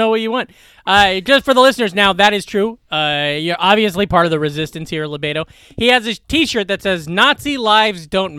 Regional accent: Glenwood, Iowa, United States; my hometown, Glenwood.

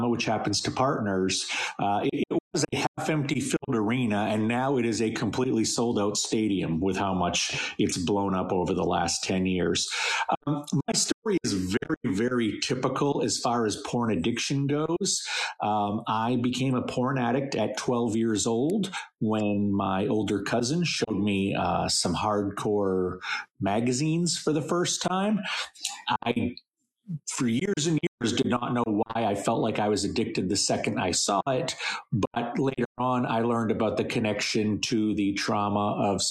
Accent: central Maine, United States; I grew up in central Maine

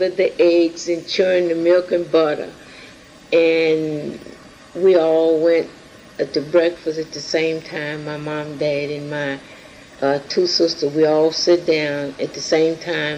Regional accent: United States; I was born in Williamson County in 1919, May the 25th

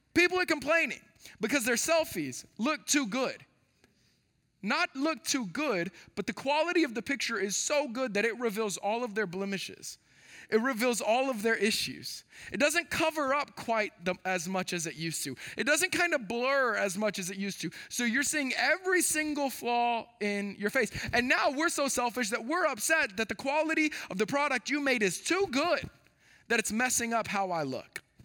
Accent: Texas, United States; moved away as an adult; born and raised in Texas

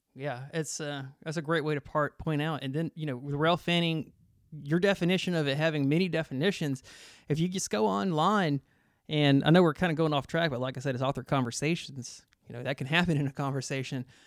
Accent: Griffin, Georgia, United States; I grew up in Griffin, Georgia, south of Atlanta

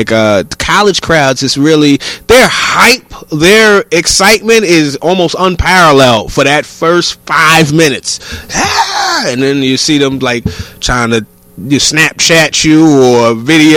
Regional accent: New York, United States; I'm a New Yorker

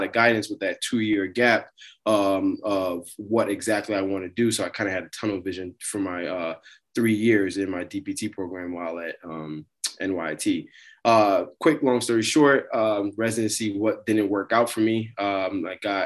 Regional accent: New York, United States; moved away; also born or lived in Montvale, New Jersey; born and raised in New York

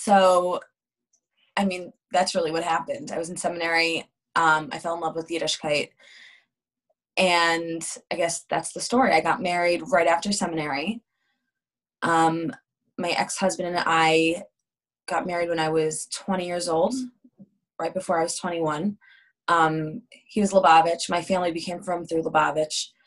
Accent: Montclair, New Jersey, United States; I grew up in Montclair, New Jersey, which is the other side of New Jersey.

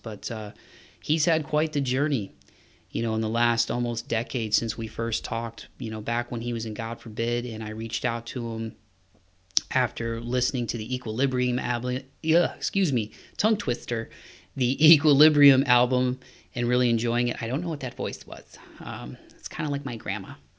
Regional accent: Toledo, Ohio, United States; now in Nashville, United States; me coming from Toledo, Ohio

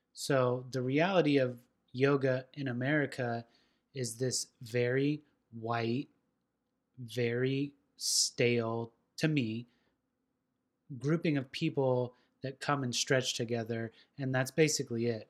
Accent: West Coast, United States; now in Nashville, United States; I was this pothead from the West Coast

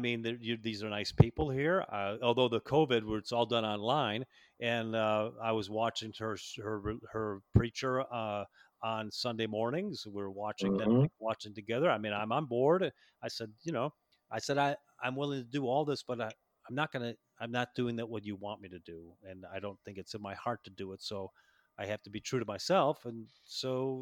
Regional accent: Chicago, Illinois, United States; moved away; I was born and raised in Chicago

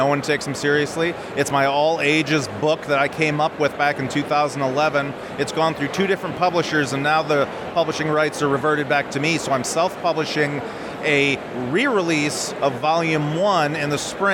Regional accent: United States

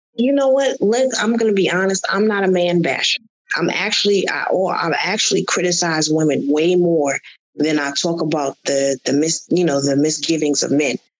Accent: Connecticut, United States; moved away as an adult; also born or lived in Atlanta; I moved to Atlanta from Connecticut.

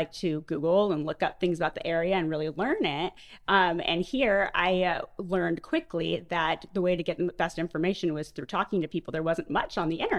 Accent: California, United States; moved away as an adult; now in Ocean Springs, United States; we've moved around a lot. And so, and I grew up in California and I've lived in a lot of states.

